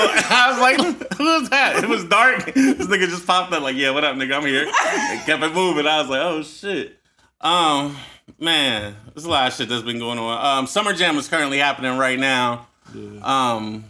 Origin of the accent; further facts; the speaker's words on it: Newark, Ohio, United States; I'm from Newark, Ohio, Eastern Avenue. Then I'm from Brew Lab, Ohio